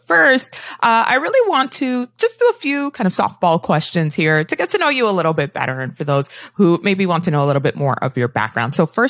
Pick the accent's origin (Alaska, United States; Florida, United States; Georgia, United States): Florida, United States; now in Los Angeles, United States; I came from South Florida where it rained all the time.